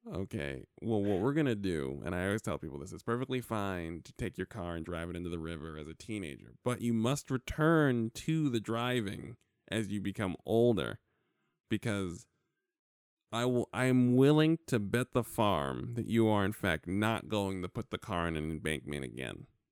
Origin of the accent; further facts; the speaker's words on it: New York, United States; now in California, United States; growing up in New York